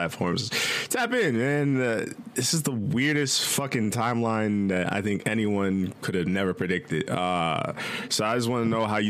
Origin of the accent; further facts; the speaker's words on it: Midwest, United States; I'm from the Midwest